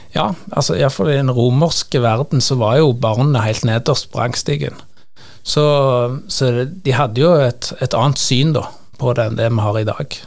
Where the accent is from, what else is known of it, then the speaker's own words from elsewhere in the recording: Sandnes, Rogaland, Norway; Jeg er fra Sandnes og jobber også prest i Sandnes